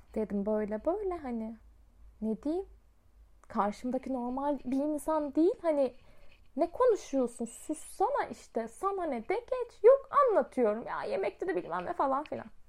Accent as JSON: {"language": "Turkish", "region": "Osmaniye", "country": "Turkey"}